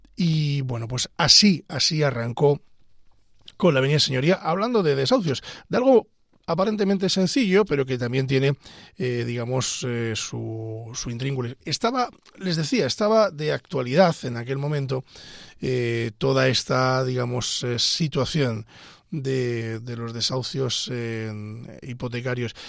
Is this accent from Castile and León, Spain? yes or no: yes; Pedro Bernardo, Castile and León, Spain; soy abogado de Ávila, concretamente de Pedro Bernardo